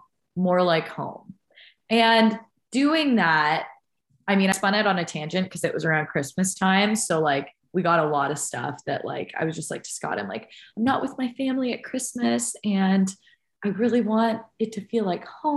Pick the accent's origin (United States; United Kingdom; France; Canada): Canada; as a Canadian